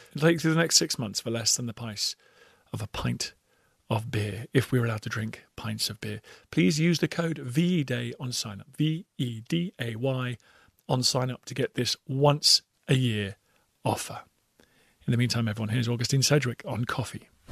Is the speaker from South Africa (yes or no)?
no; United Kingdom; accent: British; As Brits